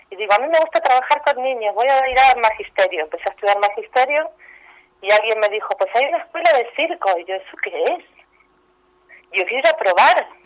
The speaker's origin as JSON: {"language": "Spanish", "country": "Argentina", "said": "Soy argentina, pero mis abuelos vienen de Odessa, Ucrania."}